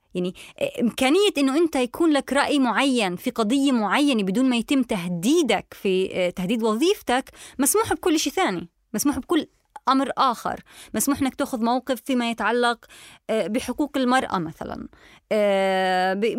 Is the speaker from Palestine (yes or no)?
yes; Palestine; now in Germany; انا كفلسطينيه